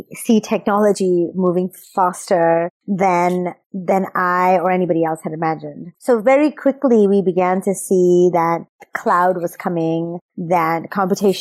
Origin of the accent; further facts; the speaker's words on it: Pakistan; also born or lived in United States / England; now in Singapore; I grew up in Pakistan